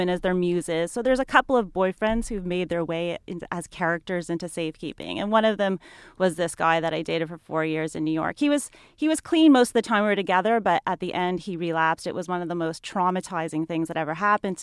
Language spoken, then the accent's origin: English; Canada; moved away; also born or lived in Montreal; I grew up in Canada